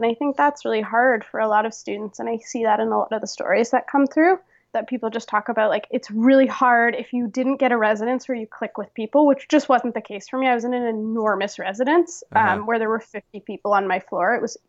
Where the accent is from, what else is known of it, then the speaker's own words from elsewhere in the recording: Toronto, Ontario, Canada; So I came from Toronto. I grew up in Toronto, and I went for my first year of university to McMaster.